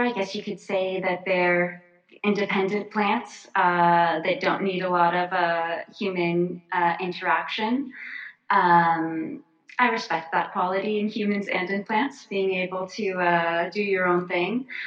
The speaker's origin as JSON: {"language": "English", "region": "Florida", "country": "United States", "tie": "born or raised there", "said": "when I was a kid, I grew up in Florida"}